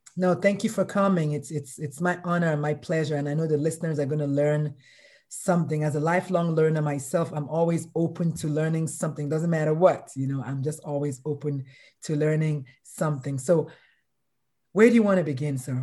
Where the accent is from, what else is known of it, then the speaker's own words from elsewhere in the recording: Nigeria; I'm Nigerian